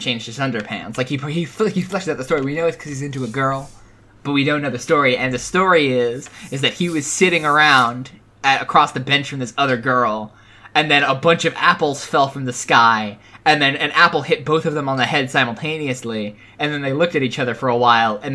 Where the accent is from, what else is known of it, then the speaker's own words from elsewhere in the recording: East Coast, United States; I'm from the East Coast